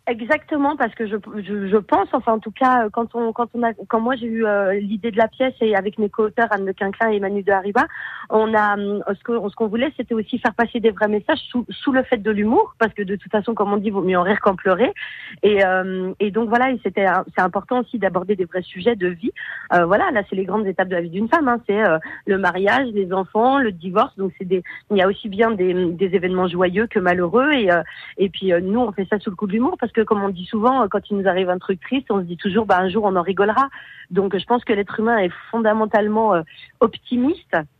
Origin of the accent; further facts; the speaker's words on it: Beaune, Bourgogne-Franche-Comté, France; moved away; je suis bourguignonne, je suis de Beaune